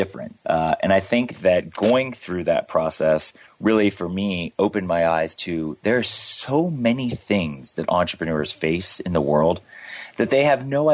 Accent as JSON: {"language": "English", "country": "United States", "tie": "born or raised there", "also_born_or_lived": "North Carolina / Miami, Florida", "said": "I grew up in North Carolina and in Miami, Florida"}